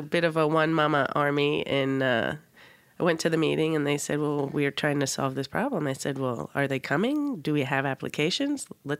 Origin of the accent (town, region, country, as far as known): San Francisco, California, United States; now in Los Angeles, United States